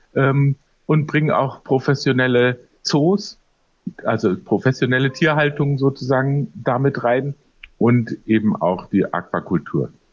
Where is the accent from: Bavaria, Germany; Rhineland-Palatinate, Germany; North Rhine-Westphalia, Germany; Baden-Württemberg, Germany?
Bavaria, Germany; Munich; in meiner Heimatstadt München